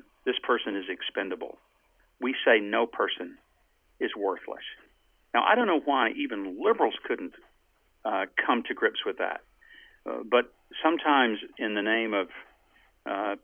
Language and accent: English; the South, United States; I grew up in the South